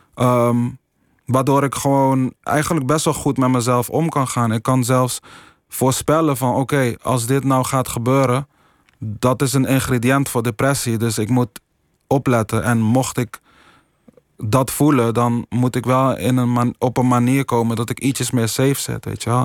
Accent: Curaçao; now in Netherlands; ik heb gewoon mijn jeugd, mijn school, in ieder geval een groot deel van mijn jeugd in Curaçao

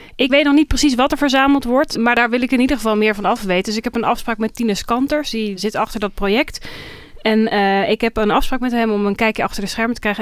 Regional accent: Groningen, Netherlands; in Groningen, waar ik vandaan kom

